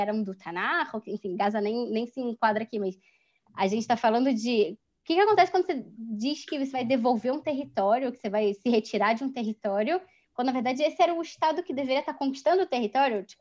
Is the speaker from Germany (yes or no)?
yes; Germany; Se eu me defino se eu que sou judia hum, me diz, eu preciso de certa forma me, me, dizer não, eu sou alemã.